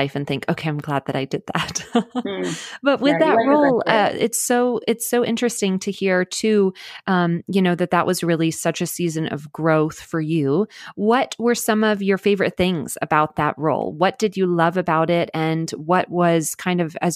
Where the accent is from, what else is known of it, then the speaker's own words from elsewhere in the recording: the South of the US, United States; I'm from the South